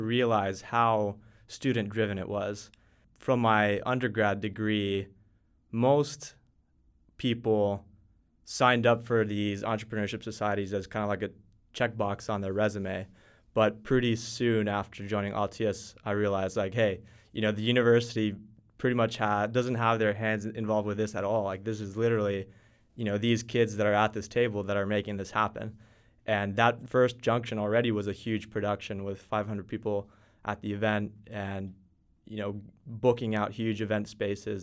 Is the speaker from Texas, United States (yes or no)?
yes; Texas, United States; moved away as an adult; also born or lived in Finland; now in Helsinki, Finland; I was born in Finland. My parents were both Finnish. and we moved to Texas when I was just two years old. So I've grown up in Texas, did all my school there